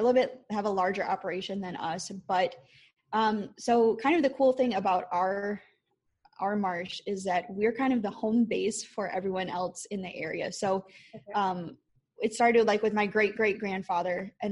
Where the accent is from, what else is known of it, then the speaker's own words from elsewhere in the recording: Wisconsin, United States; I am from Wisconsin.